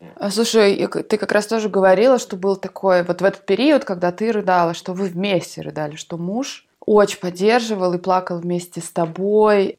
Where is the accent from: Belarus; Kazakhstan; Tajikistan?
Tajikistan; я сама просто из Центральной Азии, только я из Таджикистана